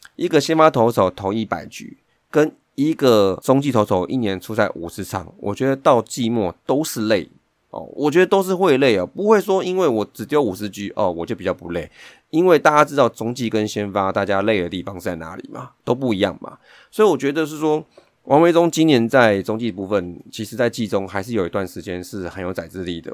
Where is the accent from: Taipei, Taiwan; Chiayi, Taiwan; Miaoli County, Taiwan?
Taipei, Taiwan; 以我们台北人来讲